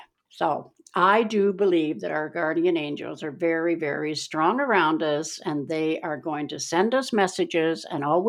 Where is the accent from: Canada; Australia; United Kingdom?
Canada; Keswick, Ontario; also born or lived in Meaford; when we were growing up in Keswick, Ontario